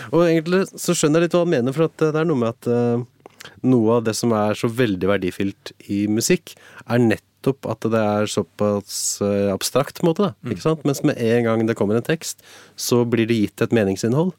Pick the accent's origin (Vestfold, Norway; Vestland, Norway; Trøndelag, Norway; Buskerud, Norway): Buskerud, Norway; Drammen; now in Hallingdal, Norway; jeg er vokst opp på Konnerud utafor Drammen